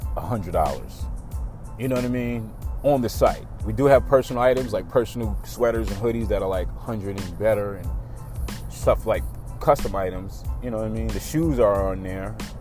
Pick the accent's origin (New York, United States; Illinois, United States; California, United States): New York, United States; now in Atlanta, United States; I remember when I first moved to Atlanta, it was shocking because I come from New York